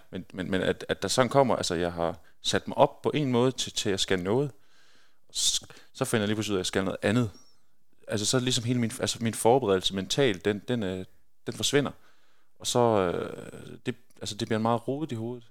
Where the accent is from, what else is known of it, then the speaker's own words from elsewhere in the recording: Skjern, Central Denmark Region, Denmark; moved away; also born or lived in Belgium; når man er født og opvokset i Skjern og spiller håndbold i, i Skjern håndbold hele sin, sin ungdomsår